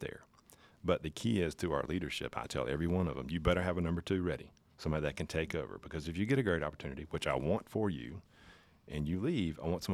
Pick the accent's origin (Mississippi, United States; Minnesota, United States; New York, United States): Mississippi, United States; Pascagoula; Grew up in Pascagoula